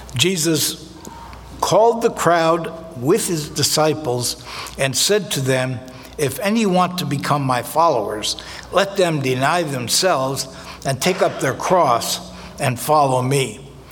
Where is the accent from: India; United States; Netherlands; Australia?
United States; New Jersey; I was born in North Jersey